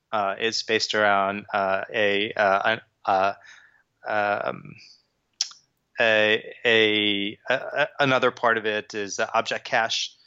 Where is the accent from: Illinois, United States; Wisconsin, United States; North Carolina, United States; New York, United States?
New York, United States; Long Island; moved away as an adult; also born or lived in Brooklyn / New Jersey; now in London, United Kingdom; I grew up in Long Island. I was born in Brooklyn